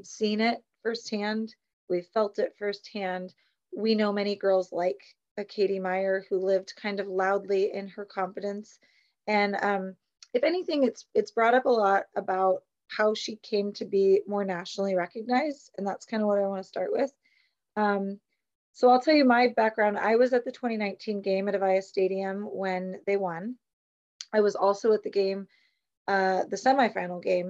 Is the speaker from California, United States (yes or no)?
yes; San Jose, California, United States; I'm from the South Bay, San Jose